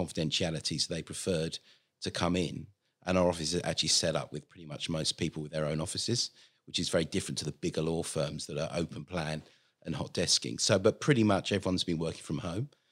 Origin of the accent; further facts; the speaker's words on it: London, United Kingdom; moved away as an adult; now in Australia; originally, as you may tell from the accent, I come from London